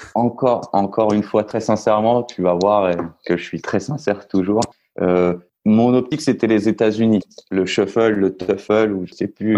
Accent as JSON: {"language": "French", "town": "Orléans", "region": "Centre-Val de Loire", "country": "France", "tie": "born or raised there", "also_born_or_lived": "Nice / Paris", "moved": "as an adult", "lives_now": "Argentina", "said": "je suis niçois. Enfin, j'ai grandi à Orléans. Je suis, je me considère niçois"}